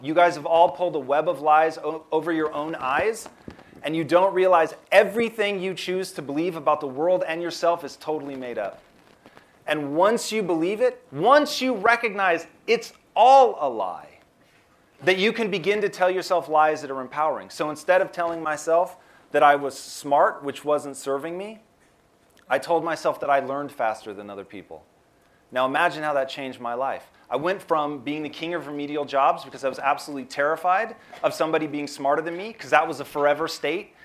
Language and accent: English; Tacoma, Washington, United States; now in Los Angeles, United States; I grew up in Tacoma, Washington, which is about an hour south of Seattle